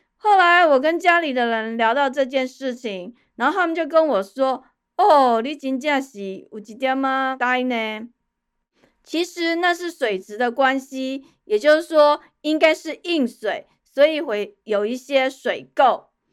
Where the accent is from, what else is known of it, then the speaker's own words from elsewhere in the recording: Taipei, Taiwan; moved away as an adult; also born or lived in Kaohsiung; 我从小在天龙国出生长大，养尊处优